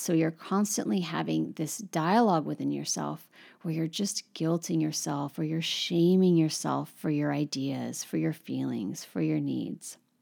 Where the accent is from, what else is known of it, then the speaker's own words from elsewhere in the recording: United States; now in Paris, France; My experience as an American living in Paris